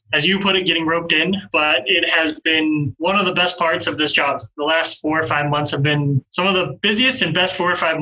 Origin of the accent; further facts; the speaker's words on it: Pocatello, Idaho, United States; moved away as an adult; also born or lived in Utah / Marshall Islands; I'm originally from Pocatello, Idaho. I grew up in Pocatello, technically Chubbuck.